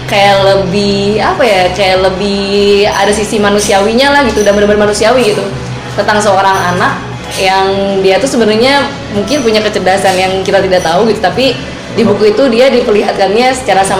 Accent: Bandung, West Java, Indonesia; Jadi aku orang Bandung asli guys.

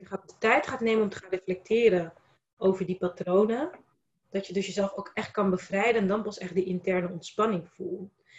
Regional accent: Rotterdam, South Holland, Netherlands; Ik ben Rotterdamse. Ik ben ook Kaapverdiaanse

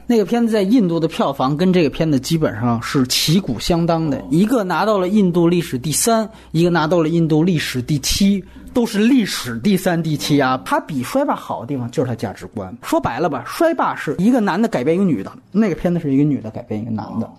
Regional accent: China; 作为中国人

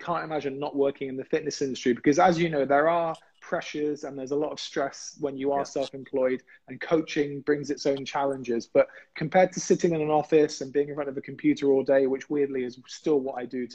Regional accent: England, United Kingdom; I was the only English guy there

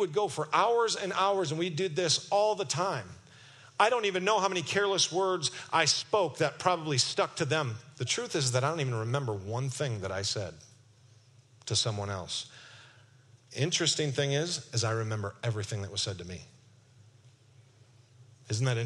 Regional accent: Kentwood, Michigan, United States; I'm from Kentwood, Michigan

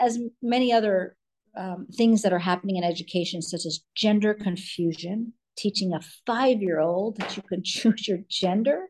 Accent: California, United States; also born or lived in New York; now in Florida, United States; I'm California girl, born a California girl

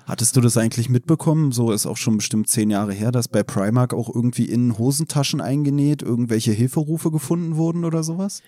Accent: Berlin, Germany; also born or lived in Chemnitz; ich komme aus Deutschland, äh, aus Berlin

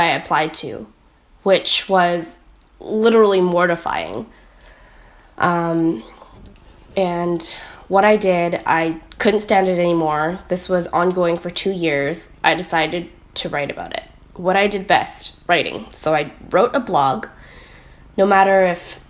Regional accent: Richmond, British Columbia, Canada; I am from Richmond, British Columbia, in Canada

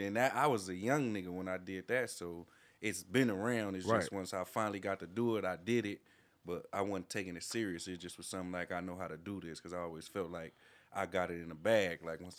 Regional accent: Los Angeles, California, United States; Originally? I'm from the Jordan Down Projects. My family is from Louisiana and all that, but I'm originally from the Jordan Down Projects.

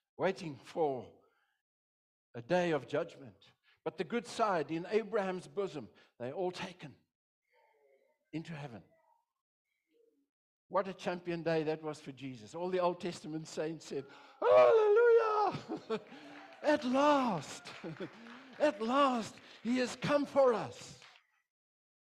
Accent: South Africa; I'm a pastor from South Africa

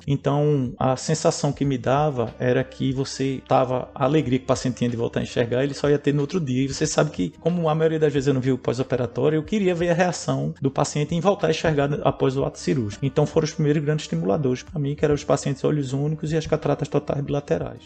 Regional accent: Pernambuco, Brazil; eu sou do Pernambuco

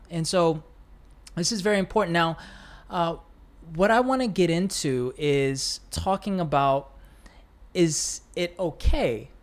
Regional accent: United States; living and growing up in the States

